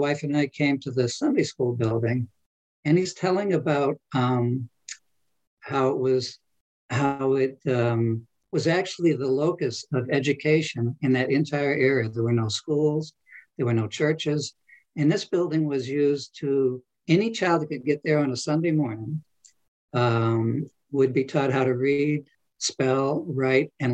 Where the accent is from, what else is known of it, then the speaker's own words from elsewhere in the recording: New England, United States; moved away; My wife and I, we're from New England originally